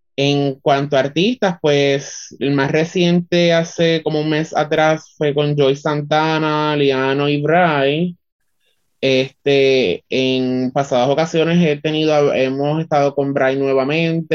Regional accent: Utuado, Puerto Rico; soy orgullosamente del pueblo de Utuado

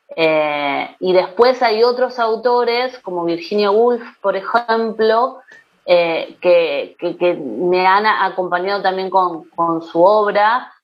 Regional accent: Rosario, Santa Fe, Argentina; yo soy de Rosario, de una ciudad de la provincia de Santa Fe

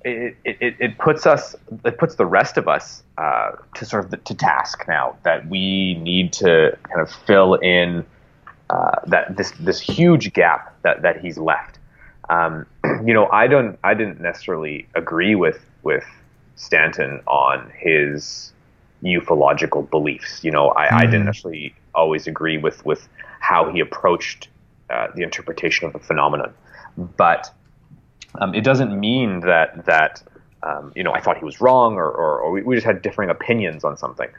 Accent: Canada; as a Canadian

